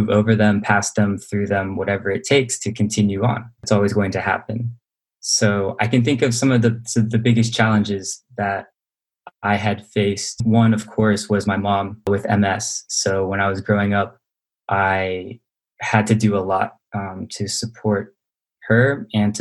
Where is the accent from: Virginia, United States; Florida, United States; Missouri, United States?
Virginia, United States; Blacksburg; I am a native from Blacksburg, Virginia